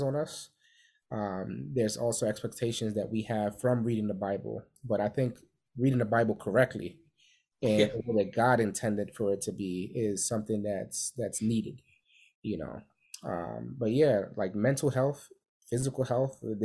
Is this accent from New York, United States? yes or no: yes; New York City, New York, United States; we grew up in New York City